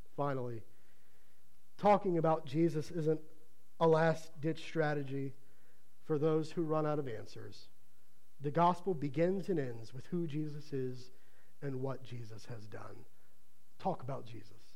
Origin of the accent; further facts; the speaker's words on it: Ohio, United States; moved away; where I grew up in Ohio